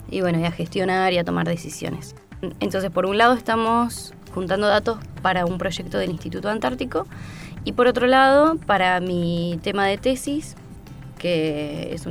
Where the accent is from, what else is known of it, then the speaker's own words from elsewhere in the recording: Azul, Buenos Aires Province, Argentina; moved away as an adult; also born or lived in La Plata; now in Trevelin, Argentina; yo soy de Azul, estudié en la ciudad de La Plata y ahora estoy también viviendo en, eh, Trevelin, entre pero trabajo en Esquel